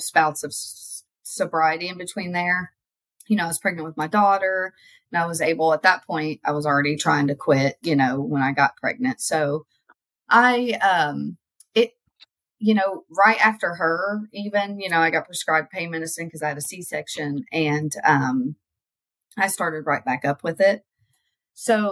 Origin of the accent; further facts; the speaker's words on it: Kentucky, United States; move to a different place in Kentucky